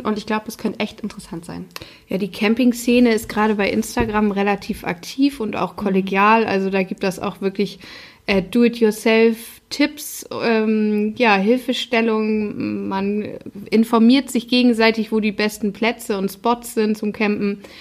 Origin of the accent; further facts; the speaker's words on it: the North, Northern Germany, Germany; der Norden ist meine Heimat